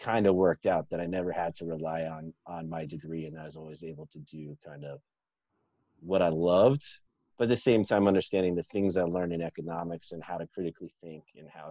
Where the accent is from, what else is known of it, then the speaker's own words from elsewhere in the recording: Dallas, Texas, United States; I grew up in Dallas, Texas